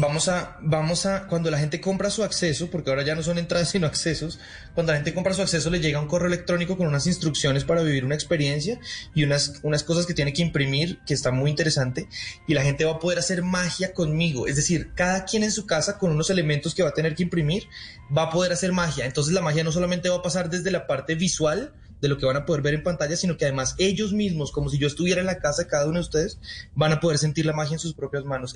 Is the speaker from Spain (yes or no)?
no; Colombia; also born or lived in Las Vegas, United States / Argentina; Aquí en Colombia existe. Yo estudié en esa escuela